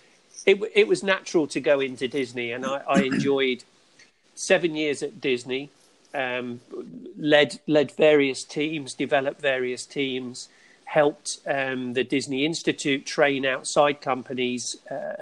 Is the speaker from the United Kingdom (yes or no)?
yes; England, United Kingdom; moved away as an adult; now in Florida, United States; grew up in England